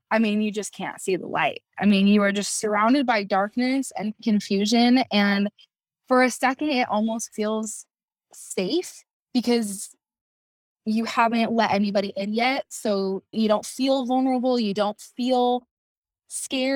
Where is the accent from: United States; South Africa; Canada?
United States; Kaysville, Utah; I'm from Kaysville, Utah